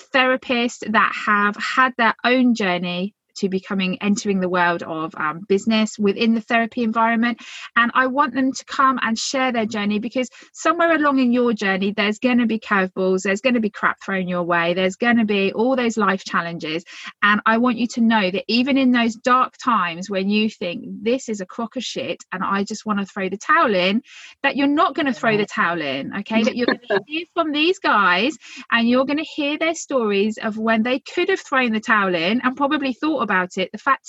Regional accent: Phoenix, Arizona, United States

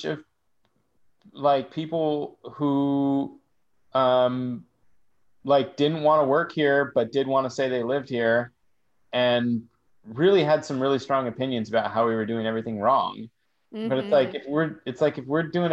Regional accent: San Francisco, California, United States; I grew up in Haight-Ashbury

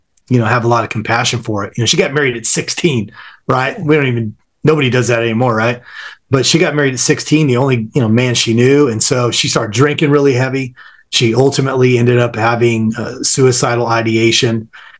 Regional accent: Southern California, United States; born or raised there

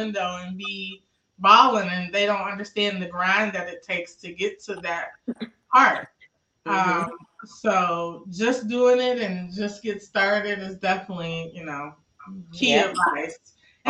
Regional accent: Maywood, Illinois, United States; I grew up in Maywood

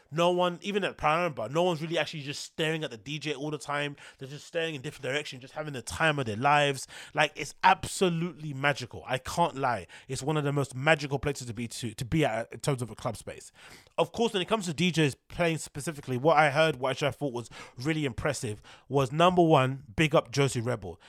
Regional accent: London, United Kingdom; being a Londoner

